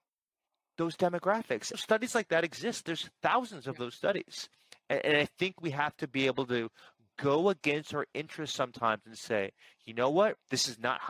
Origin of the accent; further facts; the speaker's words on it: New York, United States; I'm a New Yorker